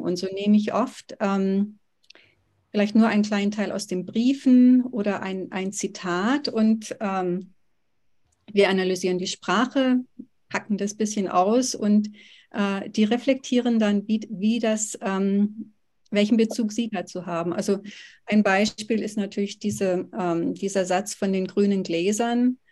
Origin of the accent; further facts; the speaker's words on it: Oberkochen, Baden-Württemberg, Germany; moved away as an adult; also born or lived in Tübingen / California; now in Georgetown, United States; in der Schule hier am Gymnasium in Oberkochen, wo ich aufgewachsen bin